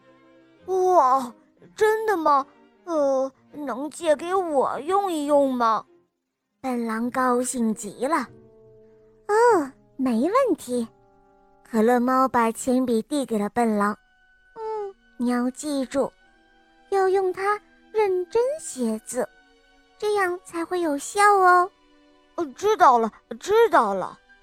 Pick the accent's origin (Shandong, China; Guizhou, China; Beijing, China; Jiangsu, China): Guizhou, China; Zunyi; 我五岁了，我来自增业